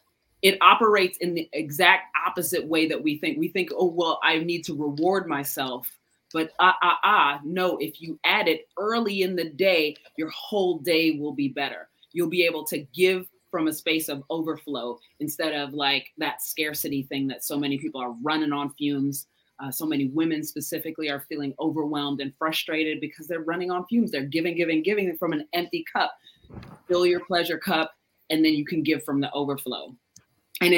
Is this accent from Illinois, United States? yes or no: yes; Chicago, Illinois, United States; I grew up in Chicago, so that's our heritage.